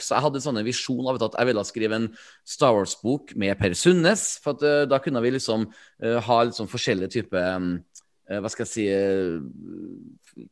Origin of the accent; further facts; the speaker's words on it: Trøndelag, Norway; Jeg er jo trønder